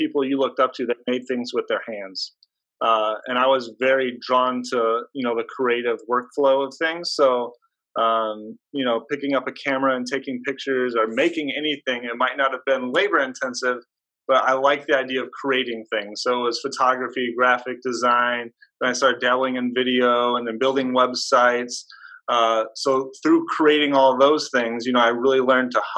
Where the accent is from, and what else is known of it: Hobart, Indiana, United States; born or raised there